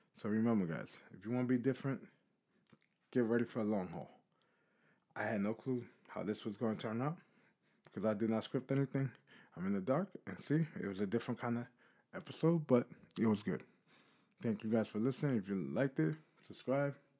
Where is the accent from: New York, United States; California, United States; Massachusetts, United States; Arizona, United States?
New York, United States; New York City; I'm from New York City